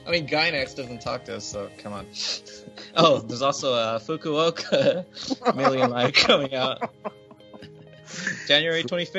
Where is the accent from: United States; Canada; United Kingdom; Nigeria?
United States; I am an American